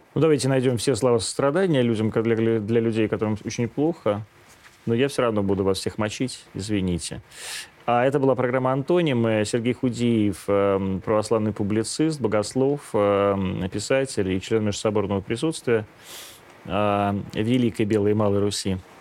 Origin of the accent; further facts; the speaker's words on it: Ukraine; moved away; я вот вырос на Украине